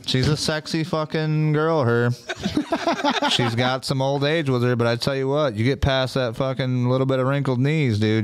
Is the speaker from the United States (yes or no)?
yes; Michigan, United States; being from Michigan growing up